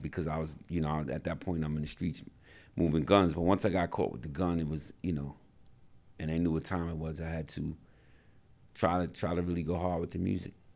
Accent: New York City, New York, United States; I grew up in the South Bronx

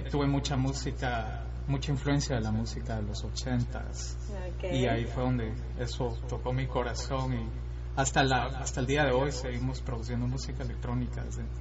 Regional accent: Guatemala City, Guatemala Department, Guatemala; Bueno, yo soy guatemalteco

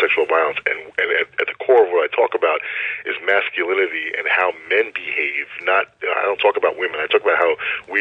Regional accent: Long Island, New York, United States; I grew up on Long Island, where I live now, and here in New York

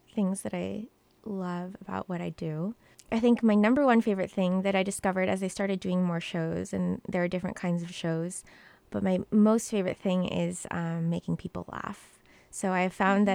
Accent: Mesa, Arizona, United States; moved away as an adult; also born or lived in New York; I was born in Mesa, Arizona raised along with my little brother in, in a household

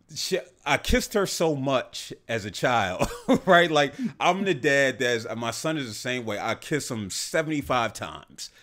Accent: the South, United States; growing up in the South

